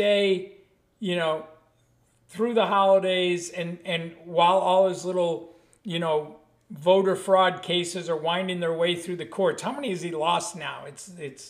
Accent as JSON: {"language": "English", "town": "Buffalo", "region": "New York", "country": "United States", "tie": "born or raised there", "said": "I grew up in Buffalo, New York"}